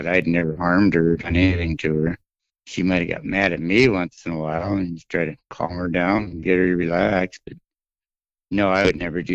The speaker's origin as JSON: {"language": "English", "town": "Trail City", "region": "South Dakota", "country": "United States", "tie": "born or raised there", "also_born_or_lived": "Bismarck, North Dakota / Windham", "moved": "as an adult", "said": "I was born in Trail City, South Dakota, and I was there till I moved to Bismarck and went to college there"}